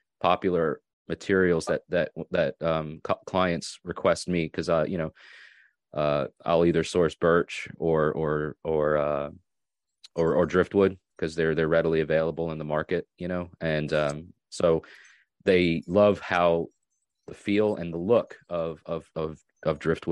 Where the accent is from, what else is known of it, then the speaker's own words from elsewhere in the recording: Long Island North Shore, New York, United States; now in Tennessee, United States; I'm from New York, and I grew up near the ocean